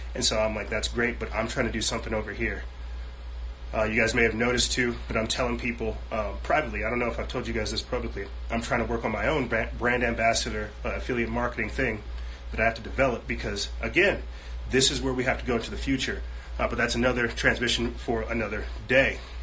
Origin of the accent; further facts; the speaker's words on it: United States; I'm American.